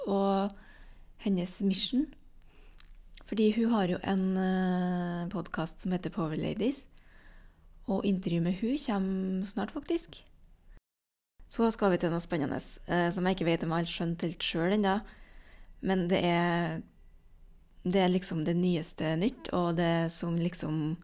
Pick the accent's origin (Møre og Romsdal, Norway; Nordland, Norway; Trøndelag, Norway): Trøndelag, Norway; som trønder